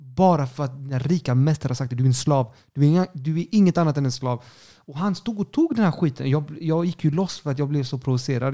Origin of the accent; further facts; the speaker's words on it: Sweden; also born or lived in Chile; jag är svensk